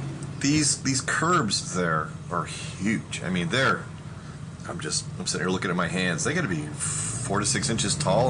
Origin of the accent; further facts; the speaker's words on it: Texas, United States; also born or lived in Louisiana; now in Connecticut, United States; I'm from Texas. My family's from Louisiana